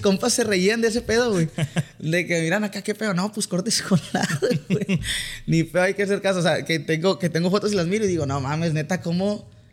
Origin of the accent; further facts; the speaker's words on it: Mexicali, Baja California, Mexico; accent: Sinaloa; also born or lived in Culiacán, Sinaloa; soy nacido en Culiacán, pero la verdad me crié en Mexicali